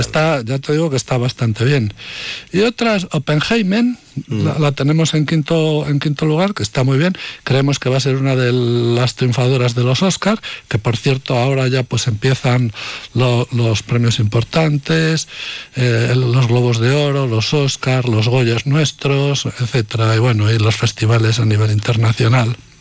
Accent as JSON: {"language": "Spanish", "town": "Medina de Rioseco", "region": "Castile and León", "country": "Spain", "tie": "born or raised there", "said": "de mi pueblo, de Medina de Río Seco y alrededores"}